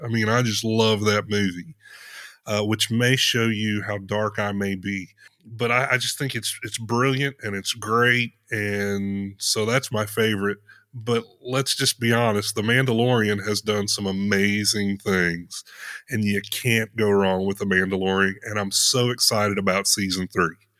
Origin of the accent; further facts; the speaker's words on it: Potosi, Missouri, United States; also born or lived in Indiana / Chicago area; I grew up there, lived there all of my